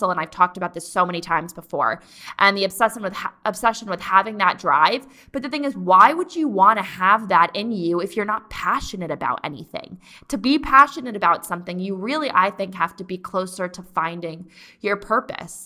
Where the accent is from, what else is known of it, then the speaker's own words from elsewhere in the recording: East Coast, United States; moved away; I'm from the East Coast